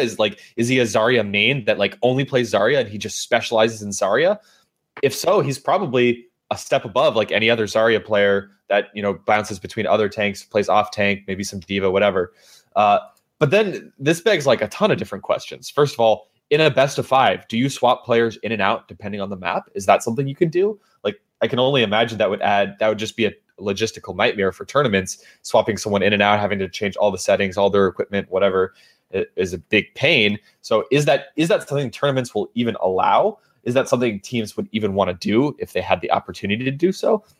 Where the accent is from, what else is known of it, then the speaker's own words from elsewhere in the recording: California, United States; as a Californian